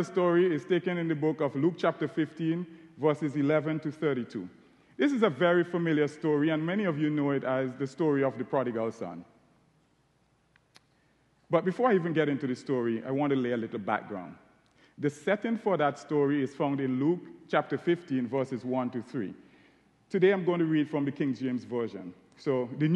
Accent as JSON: {"language": "English", "country": "St. Vincent & Grenadines", "tie": "born or raised there", "accent": "Caribbean", "moved": "as an adult", "lives_now": "Ohio, United States", "said": "As you can tell from my accent, I'm Caribbean. I was born in a beautiful island called St. Vincent and the Grenadines."}